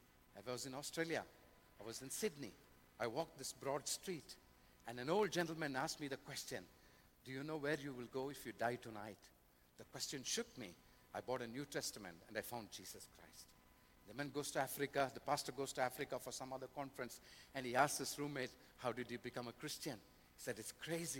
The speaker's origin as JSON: {"language": "English", "country": "India", "said": "I come from India"}